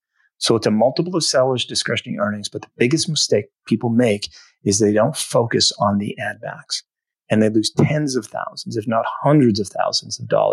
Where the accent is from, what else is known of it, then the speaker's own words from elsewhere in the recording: Northeast, United States; And, you know, I'm from the Northeast as you are